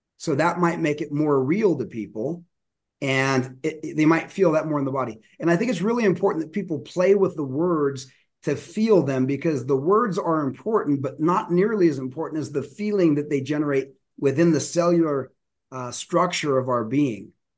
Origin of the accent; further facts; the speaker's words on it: Denver, Colorado, United States; I grew up in Denver